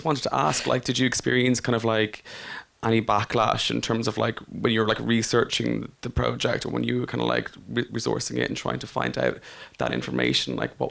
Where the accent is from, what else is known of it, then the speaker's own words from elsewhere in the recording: Navan, Leinster, Ireland; I'm actually from Navan myself